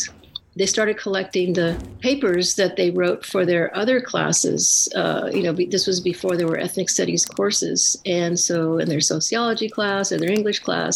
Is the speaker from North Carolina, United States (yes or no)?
no; La Puente, California, United States; also born or lived in East Los Angeles; Our family moved to San Gabriel Valley when I was in about third grade. And we grew up in La Puente